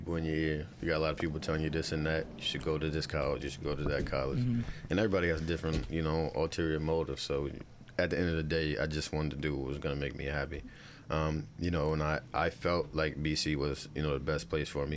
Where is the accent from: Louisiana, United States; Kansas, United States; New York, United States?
New York, United States; Bellport; I grew up in Bellport